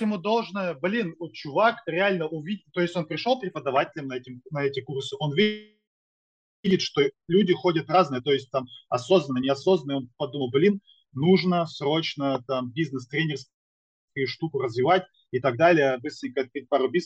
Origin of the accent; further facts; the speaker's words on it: Sarapul, Udmurtia, Russia; also born or lived in Izhevsk; я из города Сарапул, это все Удмуртская республика